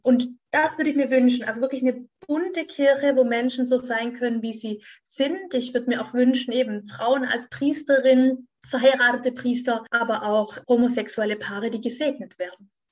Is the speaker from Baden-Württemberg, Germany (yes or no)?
yes; Göckingen, Baden-Württemberg, Germany; In diesem kleinen Dörfchen, wo ich aufgewachsen bin, das heißt Göckingen, das ist in, Baden-Württemberg, in Süddeutschland